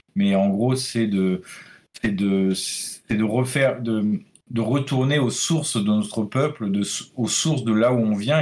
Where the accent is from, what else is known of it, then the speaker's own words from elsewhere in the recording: Brittany, France; moi, en tant que breton